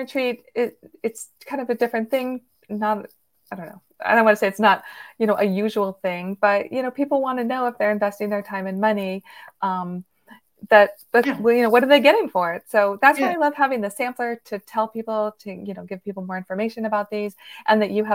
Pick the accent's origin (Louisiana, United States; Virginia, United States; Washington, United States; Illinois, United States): Virginia, United States; Northern; I'm from Virginia too. I'm from Nova, Northern Virginia, outside of DC